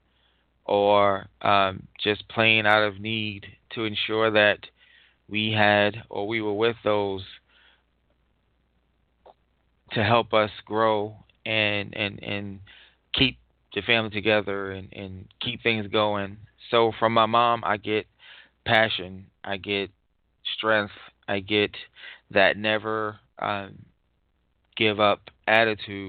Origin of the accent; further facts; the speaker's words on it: New York City, New York, United States; we grew up in Far Rockaway, Queens